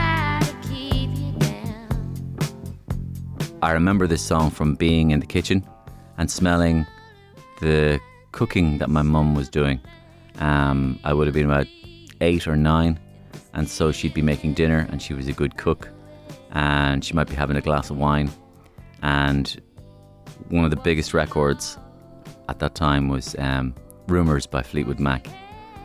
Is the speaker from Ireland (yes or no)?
yes; Waterford, Munster, Ireland; also born or lived in London; I grew up just on the outskirts of Waterford City, about a mile and a half outside Waterford